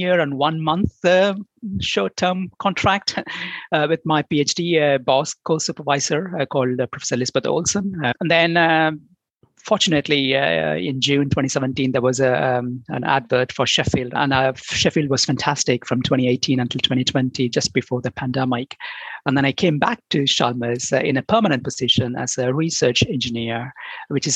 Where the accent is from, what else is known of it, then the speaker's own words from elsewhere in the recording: India; moved away as an adult; also born or lived in Denmark / Brazil; now in United Kingdom; I'm originally from India, and then I did my bachelor and master's degree, chemical engineering and biochemical engineering in India